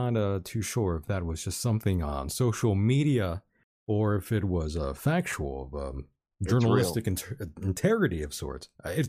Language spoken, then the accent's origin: English; California, United States; I'm everyone's favorite Californian.